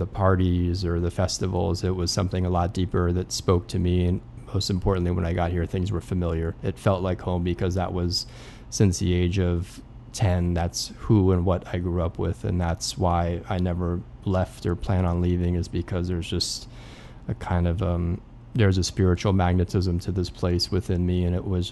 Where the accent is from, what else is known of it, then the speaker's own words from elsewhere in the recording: Redondo Beach, California, United States; moved away as an adult; also born or lived in Europe; now in New Orleans, United States; growing up in Redondo Beach, California, where I grew up